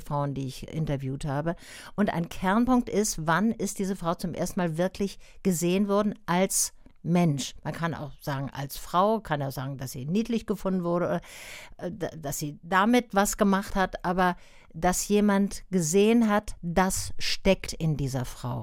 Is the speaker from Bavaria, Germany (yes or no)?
no; Tübingen, Baden-Württemberg, Germany; ich komme selber aus Tübingen